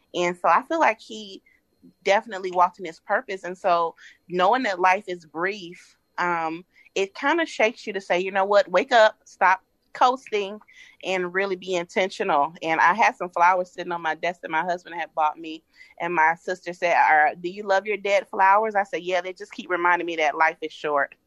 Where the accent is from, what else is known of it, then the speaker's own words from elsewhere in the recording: Atlanta, Georgia, United States; I'm from Atlanta, Georgia